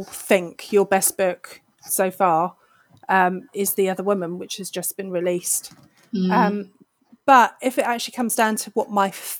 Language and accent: English; United Kingdom; I am British